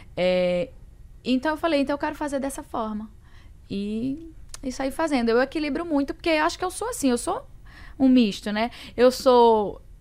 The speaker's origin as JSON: {"language": "Portuguese", "region": "Northeast Region", "country": "Brazil", "said": "Sou mulher, sou nordestina"}